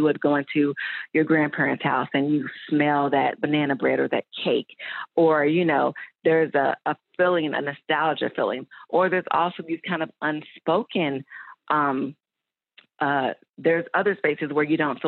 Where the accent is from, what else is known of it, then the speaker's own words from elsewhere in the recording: Louisville, Kentucky, United States; also born or lived in Atlanta; I'm from Louisville, Kentucky, but Atlanta is my spiritual home.